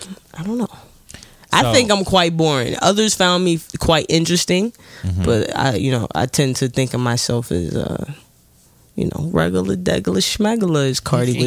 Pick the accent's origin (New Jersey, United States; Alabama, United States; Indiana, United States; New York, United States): New York, United States; New York City; New York native. I represent Queens, Southside, Jamaica, Queens